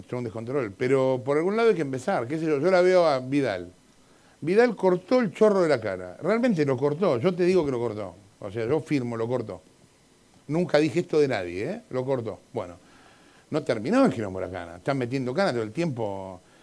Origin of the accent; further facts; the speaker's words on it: Chile; Soy, soy chileno